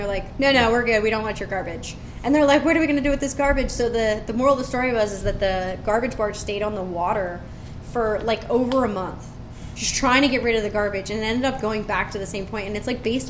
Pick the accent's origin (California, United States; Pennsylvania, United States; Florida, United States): Pennsylvania, United States; Philadelphia; growing up in Philadelphia, Sundays are for football